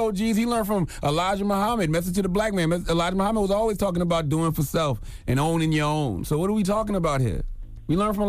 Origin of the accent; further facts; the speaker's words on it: Moncks Corner, South Carolina, United States; I was in this single wide trailer I grew up in Monk's Corner, South Carolina, and I was on the top bunk.